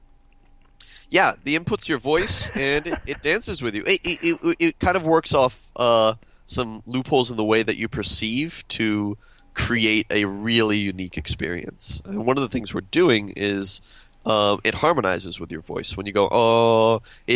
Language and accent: English; Austin, Texas, United States; I'm from Austin